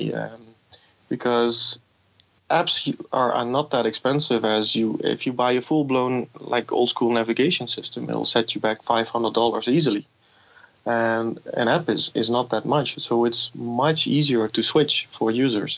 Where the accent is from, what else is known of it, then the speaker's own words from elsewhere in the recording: Amsterdam, North Holland, Netherlands; moved away as an adult; now in Mexico City, Mexico; I'm originally from Amsterdam in the Netherlands